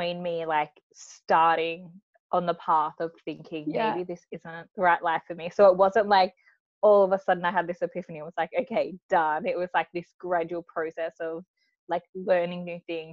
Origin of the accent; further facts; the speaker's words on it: Australia; also born or lived in Mildura, Victoria; I am from Australia, but I live in a town called Mildura